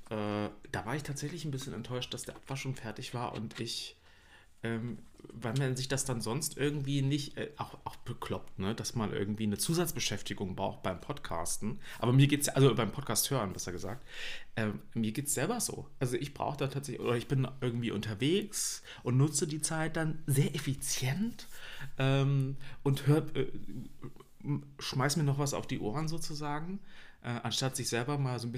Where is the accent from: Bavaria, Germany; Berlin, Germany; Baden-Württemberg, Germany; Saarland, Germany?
Berlin, Germany; ich bin, äh, ja, wie gesagt, geboren in Ostberlin, äh, aufgewachsen in, im Stadtteil Friedrichshain und ähm, bin dann so ziemlich direkt nach der Wende, 90 oder 91, ne, ich glaube 90, ähm, bin ich mit meiner Mutter umgezogen.